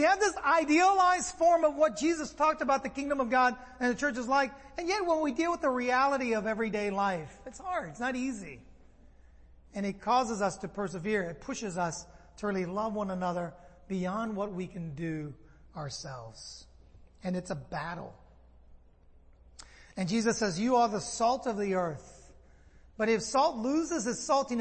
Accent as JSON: {"language": "English", "town": "San Francisco", "region": "California", "country": "United States", "said": "I'm from San Francisco. I like sourdough a lot. I grew up with sourdough"}